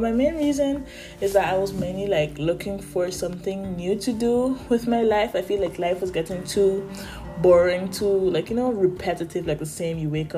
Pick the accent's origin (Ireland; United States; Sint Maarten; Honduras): Sint Maarten; moved away as an adult; now in Netherlands; I'm 19 years old and I am currently living in the Netherlands. However, I was born in St. Martin, an island in the Caribbean, a beautiful island in the Caribbean at that. But I moved in 2019 after I graduated high school